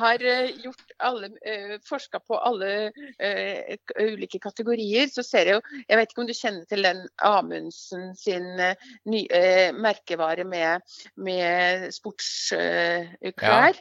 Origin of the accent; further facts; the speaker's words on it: Lillehammer, Innlandet, Norway; Jeg kommer fra Gard, ja. Men jeg bor ikke på Gard. Jeg bor i, bor i, byen.